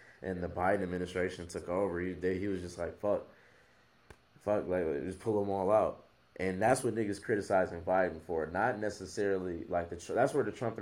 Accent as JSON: {"language": "English", "country": "United States", "said": "we're American"}